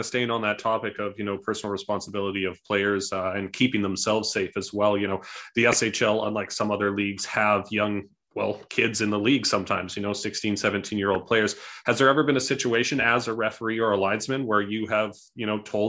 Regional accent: Vancouver, British Columbia, Canada; moved away; I'm originally from Vancouver

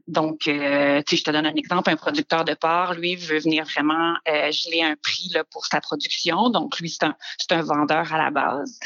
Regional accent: Quebec City, Quebec, Canada; moved away as an adult; also born or lived in North Africa; now in Montreal, Canada; Je viens de la région de Québec, donc j'ai fait là, mon primaire, secondaire dans la région de Québec, aussi également là un petit peu en Afrique du Nord là, ah au lycée français

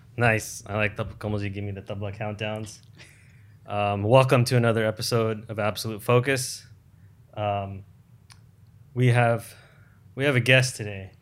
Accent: United States; growing up in America

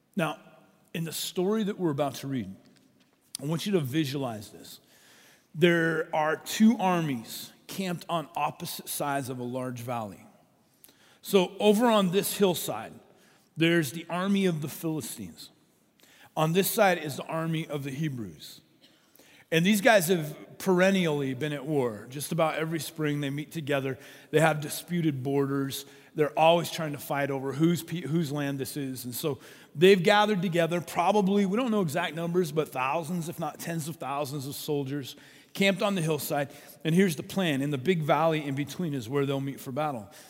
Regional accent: Colorado, United States; as a kid, I grew up in Colorado

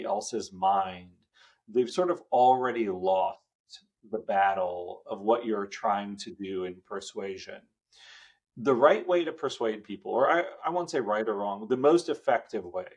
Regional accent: Bay Area, Northern California, United States; also born or lived in India; I grew up in Northern California. My family immigrated in 1984. And we settled in the Bay Area

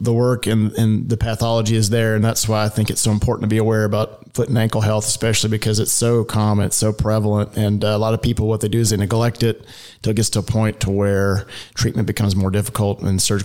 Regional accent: Denham Springs, Louisiana, United States; moved away as an adult; also born or lived in Cleveland, Ohio; now in Dallas, United States; I grew up in Louisiana, and I was born and raised in a town right outside of Baton Rouge called Denham Springs, a small town

